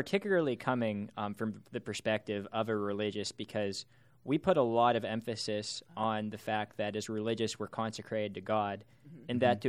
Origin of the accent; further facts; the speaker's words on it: Pittsburgh, Pennsylvania, United States; I'm from Pittsburgh.